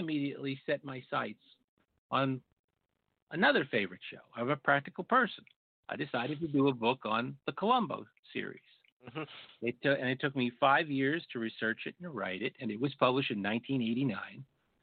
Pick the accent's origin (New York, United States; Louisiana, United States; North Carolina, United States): New York, United States; I grew up in New York